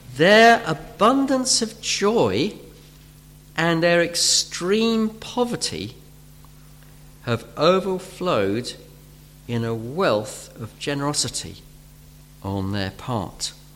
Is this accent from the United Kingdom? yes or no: yes; United Kingdom; we're British